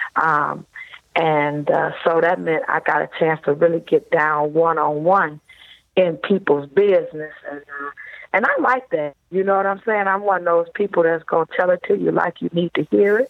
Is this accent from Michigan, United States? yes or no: yes; Detroit, Michigan, United States; I grew up in Detroit, Michigan